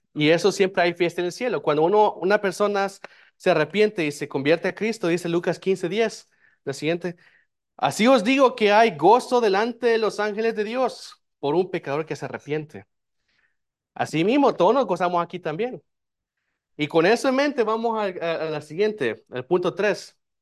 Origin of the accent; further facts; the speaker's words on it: El Salvador; now in United States; yo soy de El Salvador